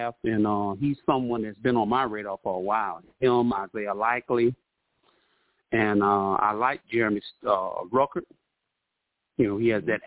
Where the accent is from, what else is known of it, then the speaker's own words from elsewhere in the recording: New York City, New York, United States; I'm from Brooklyn, New York